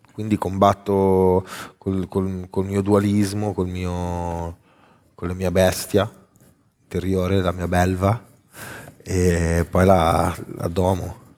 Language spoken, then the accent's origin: Italian; Milan, Lombardy, Italy; sono di Milano